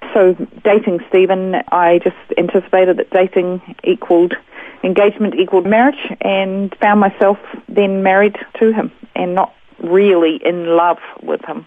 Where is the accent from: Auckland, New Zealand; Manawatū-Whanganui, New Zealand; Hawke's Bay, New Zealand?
Auckland, New Zealand; moved away as an adult; now in Australia; I was raised in Auckland, New Zealand.